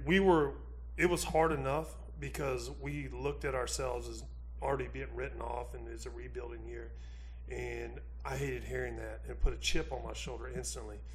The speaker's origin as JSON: {"language": "English", "region": "Missouri", "country": "United States", "said": "I'm from Missouri. I pull for the Cardinals."}